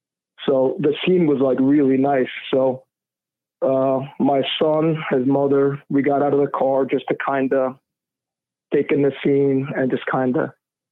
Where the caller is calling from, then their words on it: New Jersey, United States; I'm actually calling from New Jersey.